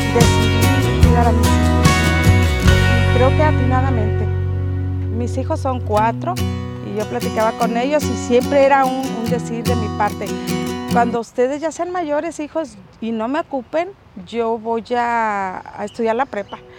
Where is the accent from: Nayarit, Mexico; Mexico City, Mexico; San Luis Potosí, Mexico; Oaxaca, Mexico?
Nayarit, Mexico; also born or lived in Zacatecas; Vivo aquí desde hace 55 años. Aquí hice mi primaria, mi secundaria.